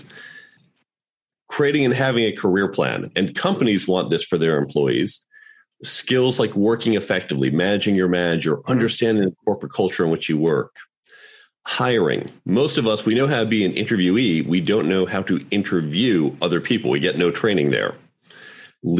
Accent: United States

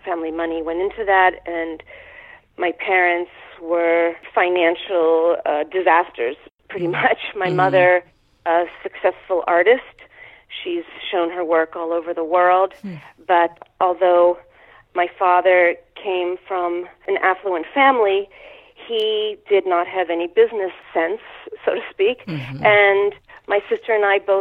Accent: Pittsburgh, Pennsylvania, United States; now in New York, United States; I grew up in Pittsburgh, Pennsylvania.

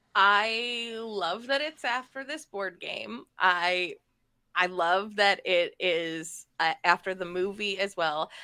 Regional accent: Akron, Ohio, United States; Akron's my hometown

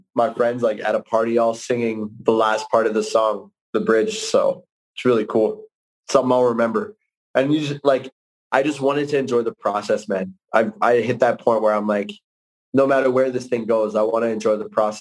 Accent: Calgary, Alberta, Canada; from Calgary, my hometown

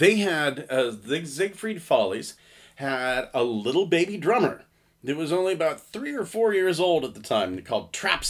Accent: Salisbury, Pennsylvania, United States; now in Johnstown, United States; I grew up in Salisbury, so the nearest newspaper was the New Republic in Myersdale.

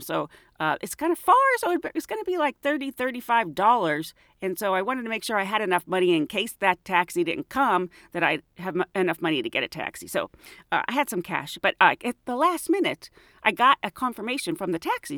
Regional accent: United States; Estados Unidos

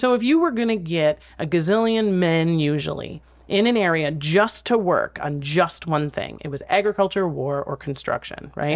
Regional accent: Wisconsin Rapids, Wisconsin, United States; now in Los Angeles, United States; Wisconsin, Rapids, Wisconsin, my hometown

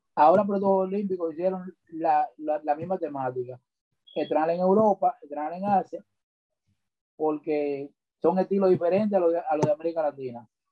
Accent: Santo Domingo Norte, Distrito Nacional, Dominican Republic; Nacido y criado en Sabana Perdida

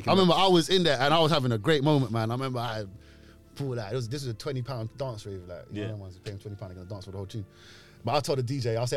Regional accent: London, United Kingdom; Moroccan. I'm a Moroccan full and full. … means black beard. We're from the Berbers, and I've grown up in Mozart State my whole life, and all the Moroccans are in Ladbroke Grove.

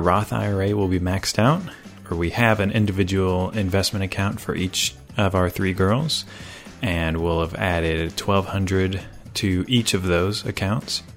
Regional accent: Greenville, Tennessee, United States; I'm from Greenville, Tennessee

